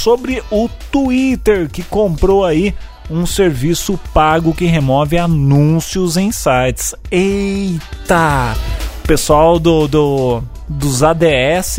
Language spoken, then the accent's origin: Portuguese; Brazil; pensando como, como brasileiro